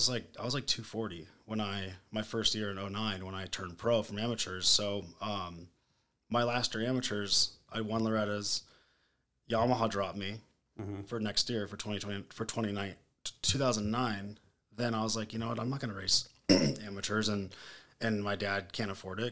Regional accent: Lake Elsinore, California, United States; I grew up in Lake Elsinore, California

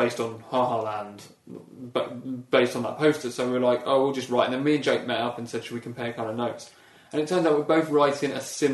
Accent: Bracknell, South East England, United Kingdom; I grew up in Bracknell

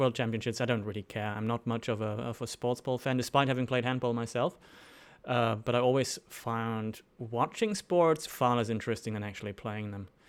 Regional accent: Germany; moved away as an adult; also born or lived in Sydney, Australia; now in Melbourne, Australia; I'm originally from Germany

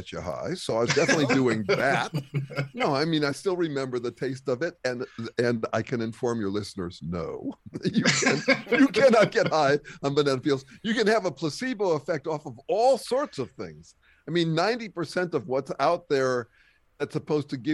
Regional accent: Berkeley, California, United States; also born or lived in upstate New York; I'm from Berkeley

